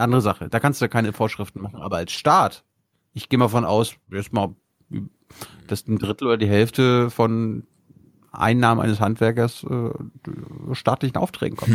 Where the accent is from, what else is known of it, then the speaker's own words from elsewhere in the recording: Malchin, Mecklenburg-Vorpommern, Germany; 100 Kilometer von Malchin, von meiner Heimat entfernt